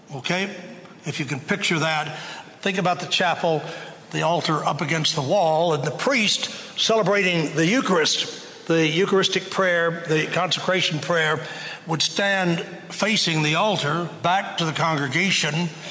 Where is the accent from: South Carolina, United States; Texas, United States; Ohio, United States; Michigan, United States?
Texas, United States; Waco; growing up in Waco